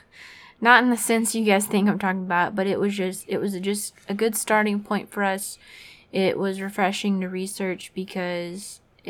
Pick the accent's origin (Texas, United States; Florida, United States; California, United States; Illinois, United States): Florida, United States; my home state, which is Florida